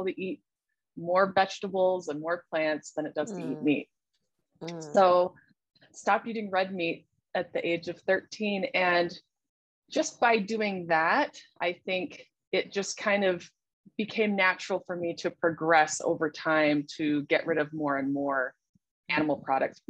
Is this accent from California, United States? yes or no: no; Salt Lake City, Utah, United States; I'm originally from Salt Lake City, Utah, and I live here now.